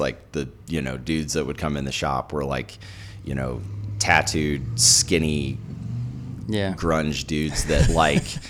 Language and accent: English; St. Louis, Missouri, United States; moved away as an adult; also born or lived in Alabama; now in Utah, United States; I grew up in St. Louis